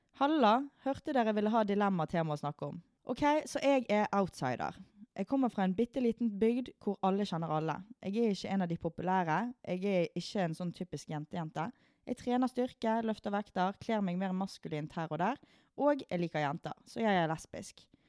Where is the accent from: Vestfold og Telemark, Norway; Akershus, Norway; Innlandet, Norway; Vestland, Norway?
Vestland, Norway; Sotra; vi er jo fra Sotra, så vi er jo fra uh, liten og liten bygd